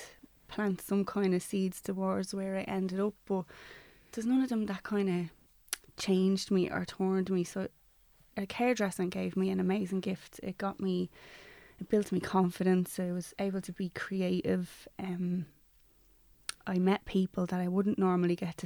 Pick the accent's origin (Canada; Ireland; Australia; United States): Ireland; Dublin, Leinster; I grew up in Ballymun